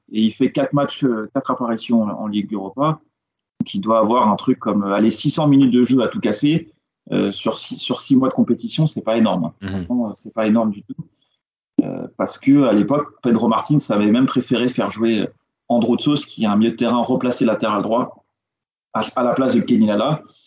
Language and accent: French; France; je suis français